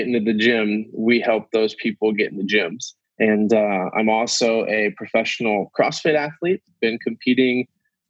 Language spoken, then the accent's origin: English; Quincy, Illinois, United States; I'm from Quincy, Illinois, and I currently live in Quincy, Illinois